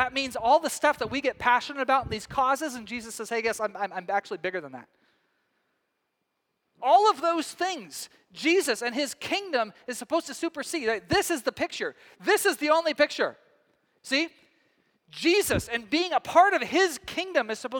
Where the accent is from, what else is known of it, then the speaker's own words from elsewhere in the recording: Texas, United States; moved away as an adult; also born or lived in Scottish descent; now in Northwest, United States; back home to Texas